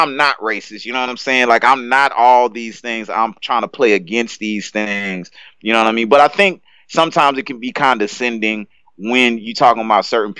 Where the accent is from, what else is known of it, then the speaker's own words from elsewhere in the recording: South Louisiana, United States; I grew up in South Louisiana